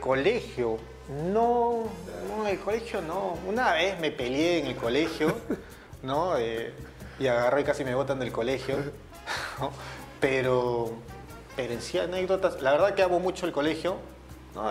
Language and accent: Spanish; Lima, Peru; also born or lived in Callao; Sí, yo nací en el Callao. Yo soy chalaco, ¿no? De nacimiento, pero desde que tengo uso de razón soy de Surco, de, San Ignacio, por la Richie, por ahí, por esa zona.